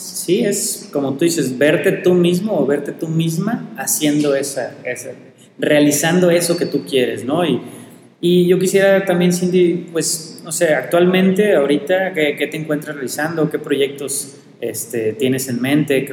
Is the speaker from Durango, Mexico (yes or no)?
no; Colima, Mexico; Principalmente ahorita de Colima, que es donde yo vivo, donde yo nací, donde yo amo y donde yo quiero estar.